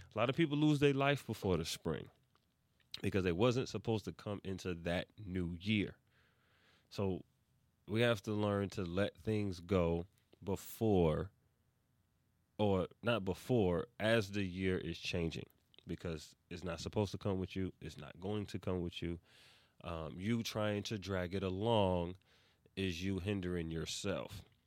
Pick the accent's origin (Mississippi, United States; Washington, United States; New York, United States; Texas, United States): New York, United States; New York City; I am from East Harlem, New York City